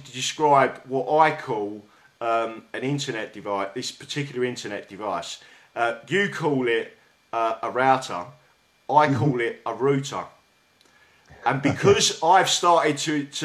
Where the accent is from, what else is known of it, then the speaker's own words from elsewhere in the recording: London, United Kingdom; accent: South London; my South London accent